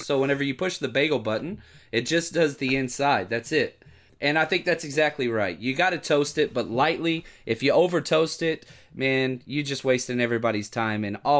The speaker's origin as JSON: {"language": "English", "town": "Dallas", "region": "Texas", "country": "United States", "tie": "born or raised there", "said": "Born and raised in Dallas and a big Mavericks guy"}